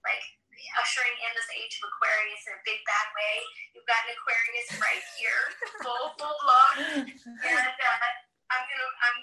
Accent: United States; I was born in the States. My parents are from Morocco.

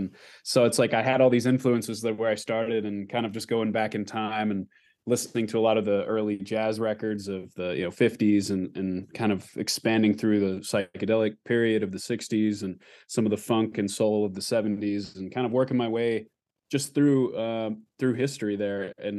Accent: Anchorage, Alaska, United States; also born or lived in Texas; So I grew up in Anchorage, Alaska, and that's kind of where I was born, and then kind of spent some time between Alaska and Texas.

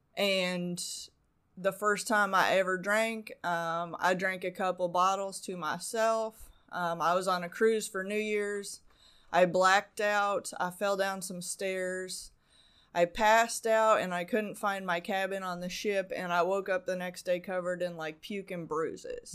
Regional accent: Arizona, United States; moved away; also born or lived in Canada / Las Vegas; I was born in Canada, but, um, I grew up mostly in Arizona.

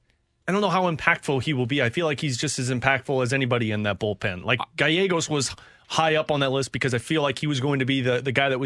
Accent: New York, United States; accent: New York; It's my New York accent.

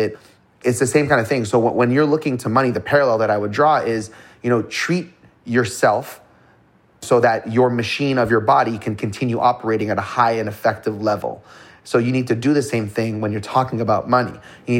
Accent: Toronto, Ontario, Canada; I was born in Toronto, Canada, to not well-to-do family by any means.

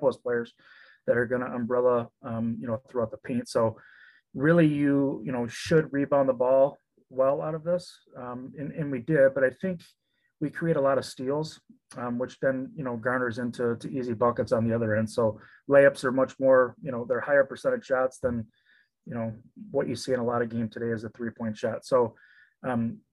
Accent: Frankenmuth, Michigan, United States; I'm from Frankenmuth

